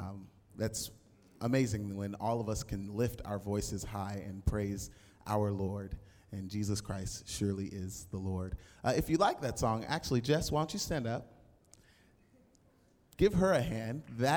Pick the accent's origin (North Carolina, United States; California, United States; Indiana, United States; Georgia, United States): California, United States; Highland; I am 21 years old from Highland, California, not too far from here